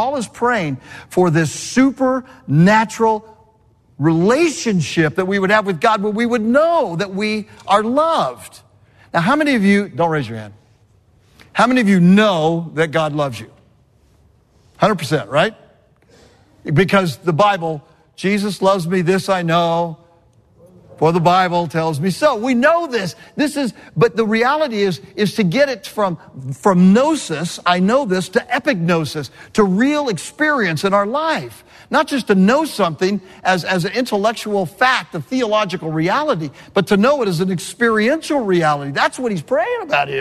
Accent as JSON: {"language": "English", "region": "California", "country": "United States", "tie": "born or raised there", "moved": "yes", "said": "I grew up in California"}